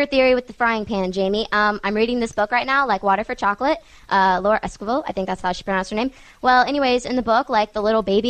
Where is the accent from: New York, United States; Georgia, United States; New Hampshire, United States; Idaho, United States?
Georgia, United States; Alpharetta; I'm from Alpharetta.